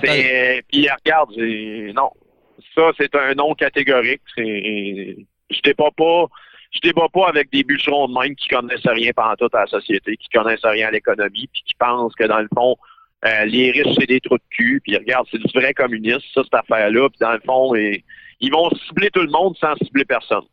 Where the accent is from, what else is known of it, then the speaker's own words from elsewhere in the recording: Val-d'Or, Quebec, Canada; même moi, je viens de Val d'Or